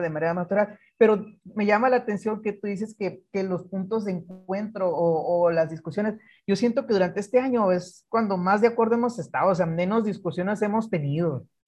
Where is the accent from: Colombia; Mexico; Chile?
Mexico; Guaymas, Sonora; yo soy de Guaymas, hijo de pescador